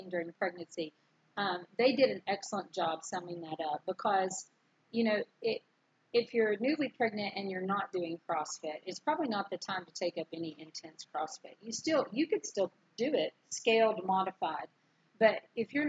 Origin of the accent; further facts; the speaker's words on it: Canova, West Virginia, United States; moved away as an adult; also born or lived in Georgetown, Kentucky; I grew up in a little town in West Virginia, Canova, West Virginia, about 6 miles outside of Huntington.